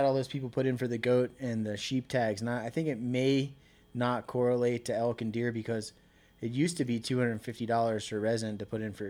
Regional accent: Annapolis, Maryland, United States; moved away as an adult; now in Colorado, United States; I grew up in Maryland. I grew up fishing and, I was born in Annapolis, Maryland, so I grew up on the water and around the outdoors my whole life

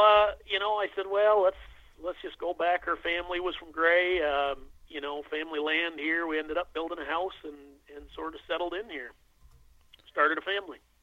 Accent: Western Massachusetts, United States; local to where I grew up in Western Massachusetts

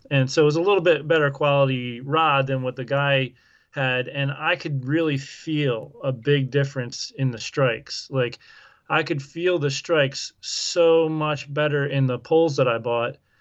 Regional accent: Southeast Pennsylvania, United States; moved away as an adult; now in Iowa, United States; I grew up in Southeast Pennsylvania

